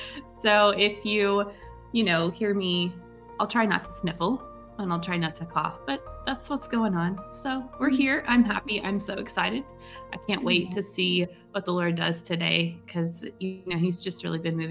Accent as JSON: {"language": "English", "region": "Tasmania", "country": "Australia", "said": "I'm from Tasmania in Australia, right down south, beautiful island."}